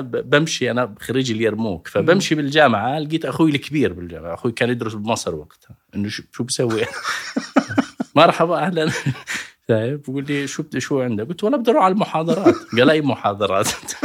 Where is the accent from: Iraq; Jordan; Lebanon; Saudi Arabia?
Jordan; Al-Karak, Karak Governorate; moved away as an adult; also born or lived in Irbid; أنا ابن الكرك ودرست باليرموك